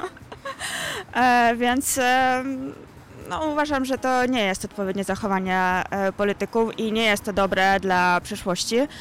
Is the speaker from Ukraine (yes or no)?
yes; Ukraine; now in Poland; jestem Ukrainką